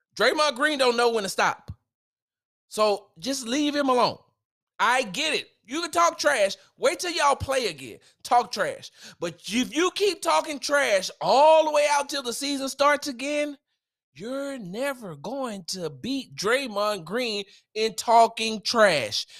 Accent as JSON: {"language": "English", "region": "Texas", "country": "United States", "said": "I'm from Texas"}